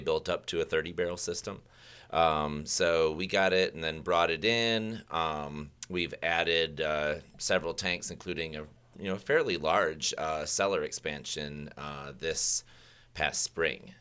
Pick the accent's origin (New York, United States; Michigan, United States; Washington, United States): Michigan, United States; moved away; I grew up originally in Michigan, where third grade we went to the Kellogg's factory.